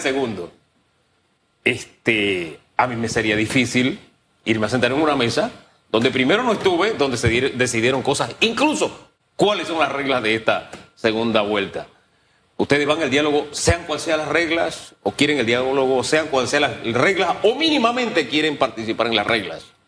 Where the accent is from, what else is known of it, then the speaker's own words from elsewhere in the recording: Panama; Yo como panameño lo digo, simplemente como panameño y como uno más